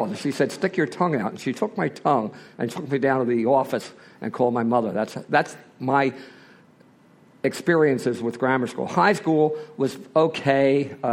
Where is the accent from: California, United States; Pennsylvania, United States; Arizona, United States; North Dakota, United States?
Pennsylvania, United States; Philadelphia; Uh, I'm from Philadelphia. I'm one of those typical Irish Catholic boys from southwest Philadelphia. I was raised in a very normal family.